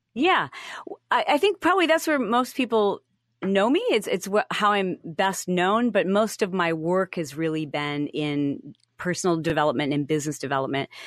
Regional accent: Michigan, United States; moved away; I grew up in the Midwest. I'm from Michigan

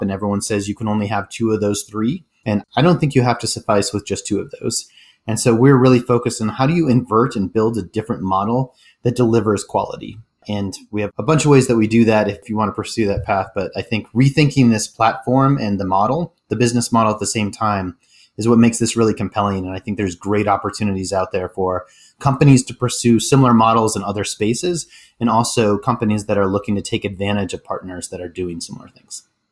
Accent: Denver, Colorado, United States; moved away as an adult; also born or lived in San Francisco / Chicago / Rio de Janeiro / Santiago, Chile; I grew up in Denver, Colorado, which is where I live again

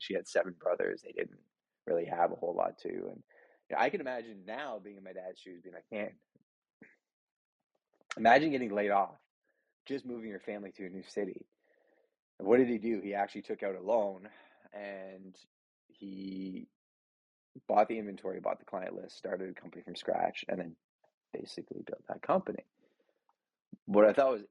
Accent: Montreal, Quebec, Canada; I grew up Catholic in Montreal, altar boy, good family, hardworking parents

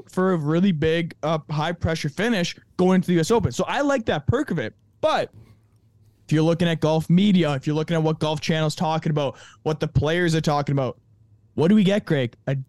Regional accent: Canada; I'm a Canadian

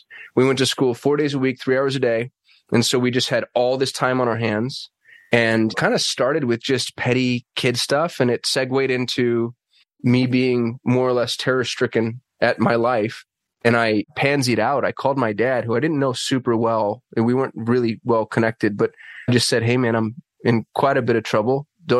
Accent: Albuquerque, New Mexico, United States; So I grew up in Albuquerque, New Mexico. I was raised by a blind single mother on Social Security disability. And if you've been to Albuquerque, it's a rough place. And I was a super nerd in Albuquerque.

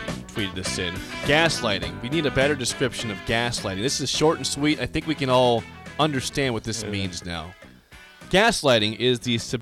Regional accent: Iowa, United States; moved away; I grew up in Iowa for 9 years

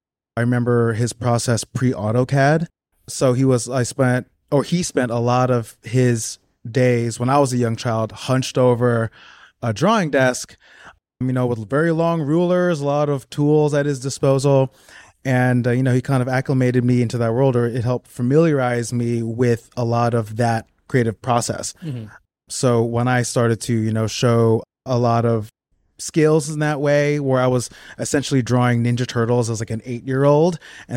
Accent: South Orange, New Jersey, United States; now in New York City, United States; So I grew up in South Orange, New Jersey.

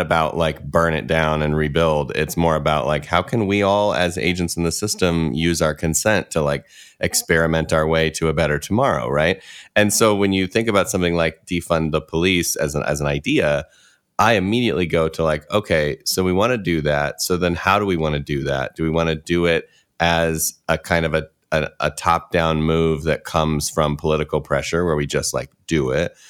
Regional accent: Midwest, United States; I grew up in the Midwest

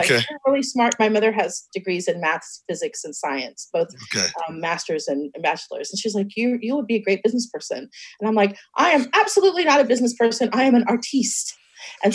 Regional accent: Seguin, Texas, United States; also born or lived in Dallas, Texas; now in Austin, United States; I was born near San Antonio and Austin, so I'm in a little town named Seguin between those two cities, and that's where I grew up.

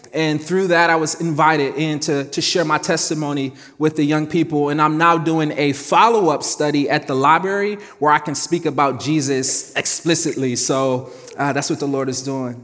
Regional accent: Cleveland, Ohio, United States; I grew up in Cleveland

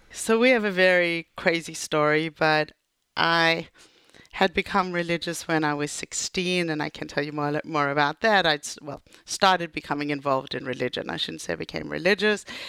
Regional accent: Johannesburg, Gauteng, South Africa; also born or lived in United States; now in Israel; I grew up in Johannesburg

